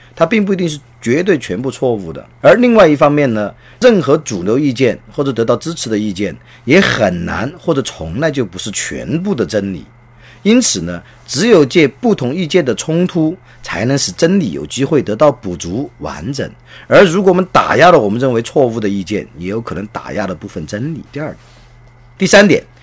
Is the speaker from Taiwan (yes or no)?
no; China; 我们中国